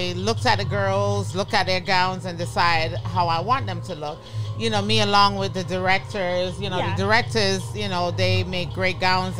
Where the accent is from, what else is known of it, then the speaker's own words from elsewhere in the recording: Jamaica; also born or lived in Toronto, Canada; now in Mount Vernon, United States; I'm Jamaican